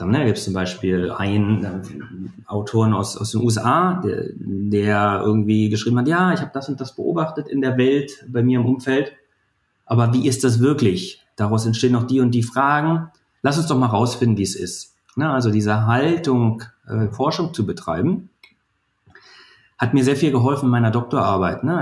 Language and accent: German; Brandenburg, Germany; born there; in, äh, in der Lausitz, also zwischen Cottbus und Dresden, Brandenburg.